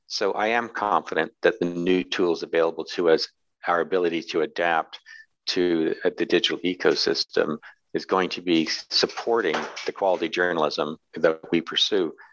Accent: Glasgow, Scotland, United Kingdom; born there; also born or lived in New York City; I'm a Brit. I was born in Britain. You can't tell from my accent. I was born in Glasgow, east end of Glasgow.

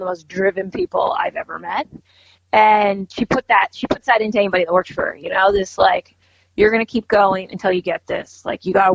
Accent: Poolesville, Maryland, United States; I grew up in Poolesville, Maryland

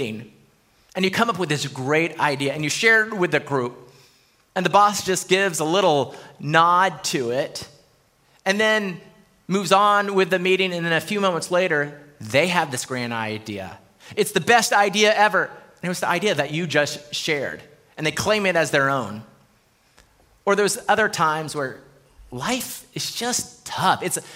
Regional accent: El Paso, Texas, United States; now in Round Rock, United States; growing up in El Paso

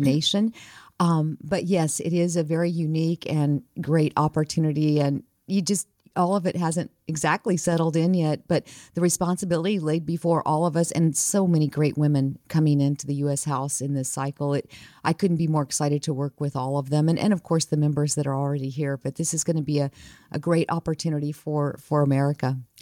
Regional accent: New Mexico, United States; I grew up, born and raised in New Mexico

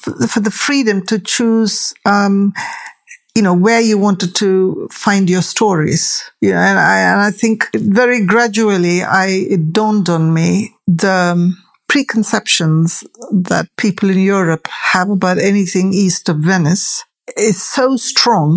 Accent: Tamil, South Indian, India; now in United Kingdom; I'm a Tamil, I'm an Indian, I'm a South Indian.

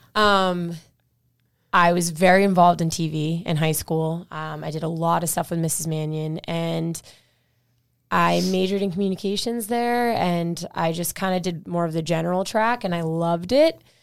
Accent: Millis, Massachusetts, United States; I grew up in Millis pretty much my entire life. Uh, I think my family, we moved here when I was, like, three

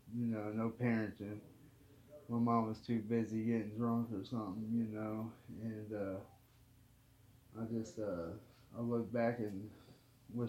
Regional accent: Columbus, Ohio, United States; also born or lived in Kentucky; born in Kentucky, moved to Columbus, Ohio when I was real young, 5, 6.

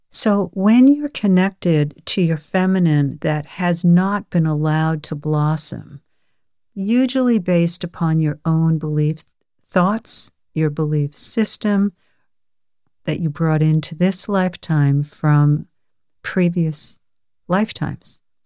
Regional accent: New York, United States; I was born in New York

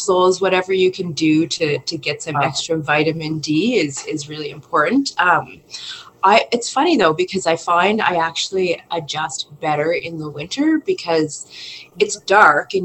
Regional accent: Nova Scotia, Canada; moved away; I'm originally from Nova Scotia, where there's a lot of moisture in the air

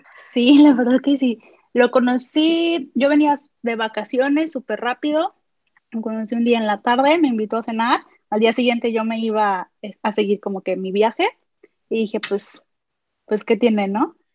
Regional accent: Guadalajara, Jalisco, Mexico; yo soy de Guadalajara

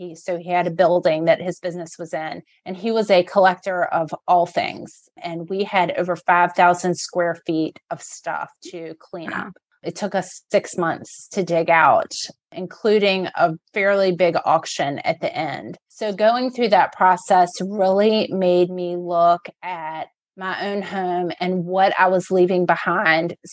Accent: Richmond, Virginia, United States; I was born in Richmond, have lived here my whole life

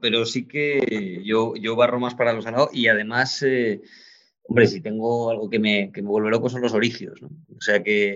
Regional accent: Oviedo, Asturias, Spain; moved away as an adult; also born or lived in Madrid; yo soy de Oviedo, nací en Oviedo en el año 80 y, bueno, ahí pasé toda la infancia y la adolescencia hasta que ya me fui a Madrid más tarde

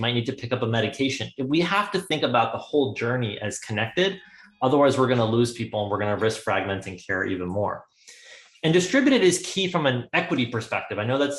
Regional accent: India; because of the fact that we come from India and we eat an Indian vegetarian diet.

